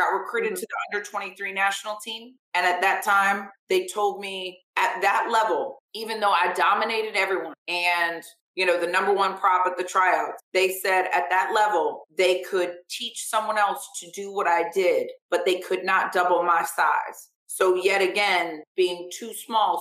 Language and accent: English; Vero Beach, Florida, United States; I grew up in Vero Beach, Florida, where football is like a way of life